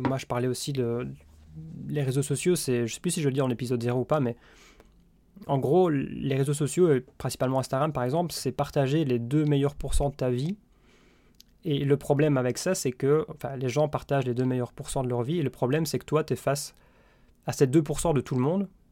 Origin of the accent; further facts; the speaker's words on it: Belgium; je suis belge